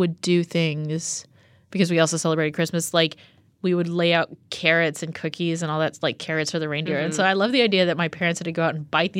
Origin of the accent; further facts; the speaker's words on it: Texas, United States; growing up in Texas